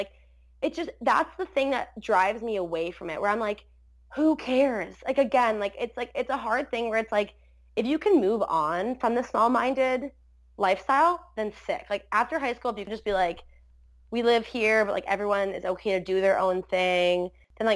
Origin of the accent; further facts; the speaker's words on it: Port Colborne, Ontario, Canada; also born or lived in Wainfleet; I grew up in Port Colborne, then I moved to like Waynefleet in high school.